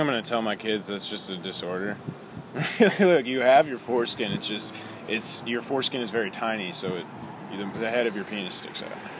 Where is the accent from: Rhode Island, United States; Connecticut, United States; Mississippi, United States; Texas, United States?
Connecticut, United States; Hartford; moved away; I was born in Connecticut. Okay. In Hartford.